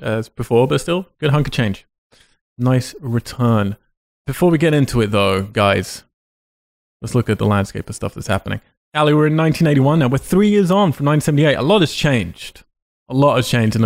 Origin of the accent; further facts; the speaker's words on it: Cambridge, East of England, United Kingdom; Cambridge, UK. My hometown